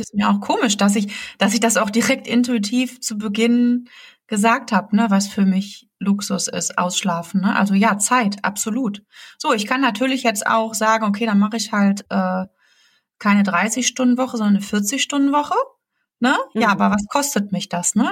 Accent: Germany; bei uns in Deutschland

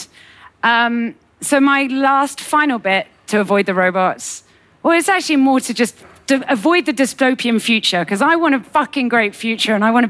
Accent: United Kingdom; as a Brit

